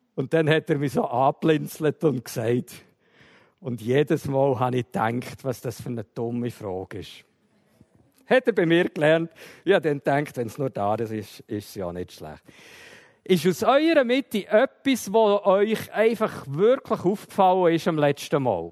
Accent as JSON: {"language": "German", "area": "Emmental", "region": "Bern", "country": "Switzerland", "tie": "born or raised there", "said": "Ich bin im Emmental aufgewachsen"}